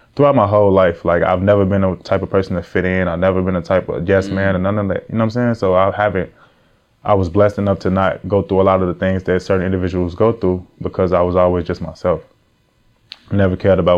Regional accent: Chicago, Illinois, United States; moved away as an adult; also born or lived in Ohio; now in Atlanta, United States; I'm from Chicago. I really from Chicago for real. Like, I grew up in the trenches

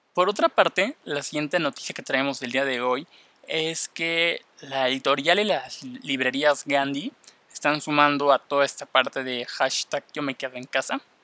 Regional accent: Mexico; first language Spanish; yo soy de México, hablo español y me interesa aprender inglés

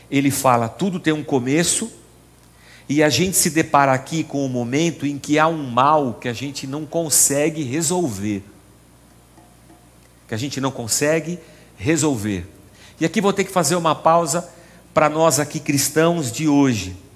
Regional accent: São Paulo, Brazil; born there; Eu nasci aqui no Tatuapé

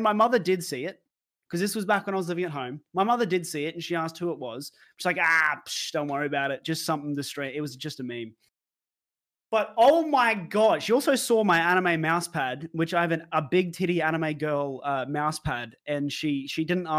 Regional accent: Brisbane, Queensland, Australia; it is a female that me and him know because we're both from Brisbane.

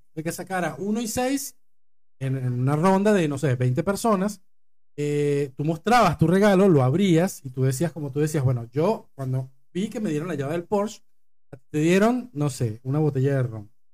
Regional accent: Acarigua, Portuguesa, Venezuela; now in Argentina; en Acarigua, del pueblo de donde yo vengo

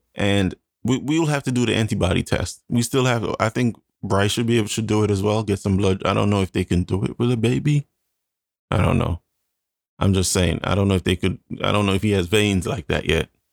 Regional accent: Jamaica; moved away; I am Jamaican

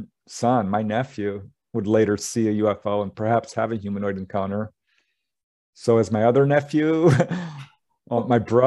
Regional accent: Topanga, California, United States; my hometown. I had just moved out of Topanga

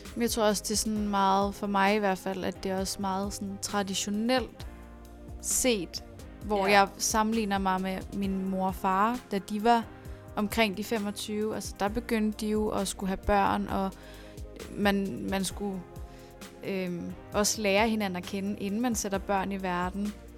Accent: Næstved, Zealand, Denmark; now in Copenhagen, Denmark; nu kommer jeg fra Næstved

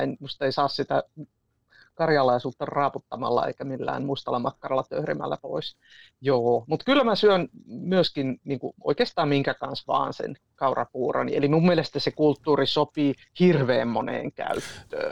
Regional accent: Iisalmi, North Savo, Finland; now in Tampere, Finland; olen pikkukaupungista, tai sanoinko, olen Iisalmesta

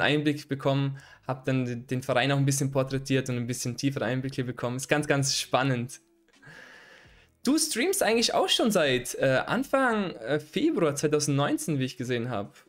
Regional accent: Vorarlberg, Austria; in, in Vorarlberg, wo ich herkomme.

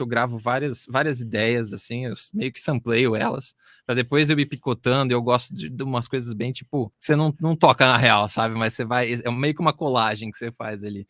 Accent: Brazil; a gente é brasileiro

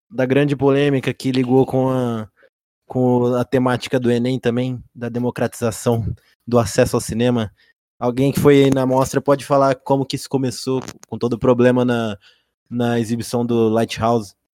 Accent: Fortaleza, Ceará, Brazil; eu sou de Fortaleza.

